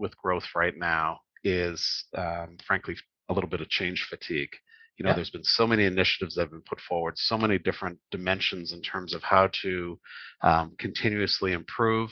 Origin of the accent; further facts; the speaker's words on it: Canada; grew up in Canada. I'm Canadian.